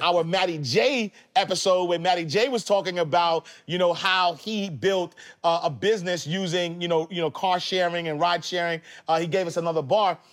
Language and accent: English; New York City, New York, United States; I'm from the projects. I, I grew up in Harlem, Saint Nicholas Projects